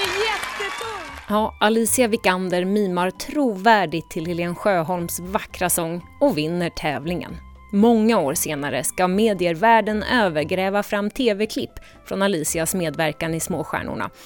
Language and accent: Swedish; Visby, Gotland, Sweden; moved away as an adult; also born or lived in United States; När jag själv tagit studenten hemma i Visby